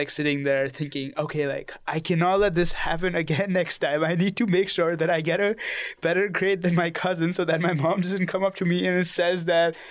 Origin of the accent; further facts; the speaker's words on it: India; I'm from India